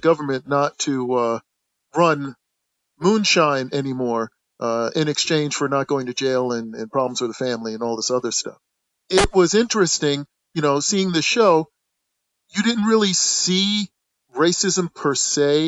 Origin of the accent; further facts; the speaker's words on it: the North, United States; I grew up in the North